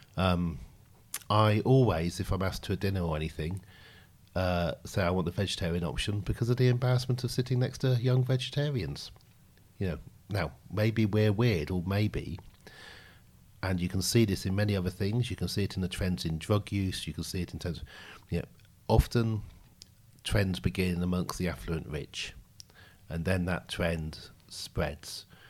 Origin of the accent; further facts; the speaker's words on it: Oxfordshire, South East England, United Kingdom; I grew up in Oxfordshire.